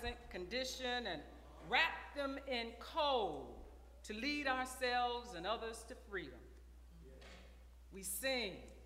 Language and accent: English; United States; United States of America